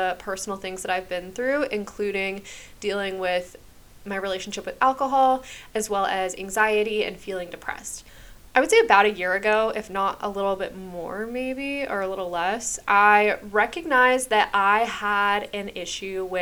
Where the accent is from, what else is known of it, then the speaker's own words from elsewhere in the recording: New Hampshire, United States; moved away as an adult; also born or lived in Massachusetts / Hawaii; now in Florida, United States; I grew up in New Hampshire for my entire life